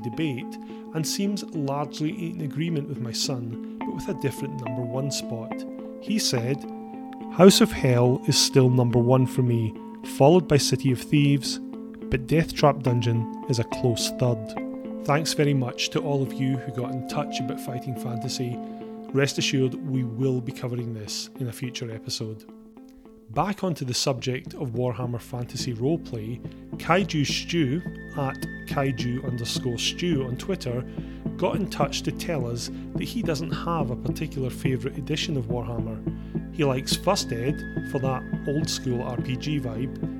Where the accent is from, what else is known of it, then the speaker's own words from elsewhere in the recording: Scotland, United Kingdom; As a Scotsman